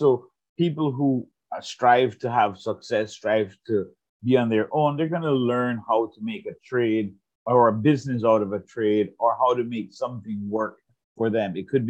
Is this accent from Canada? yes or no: no; Jamaica; now in United States; I grew up in Jamaica, I had left Jamaica, I was living in the United States, and I wanted to show my love and my passion for the place of my birth.